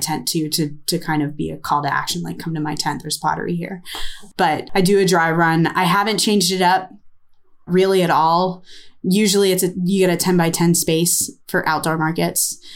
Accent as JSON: {"language": "English", "country": "United States", "said": "I'm American"}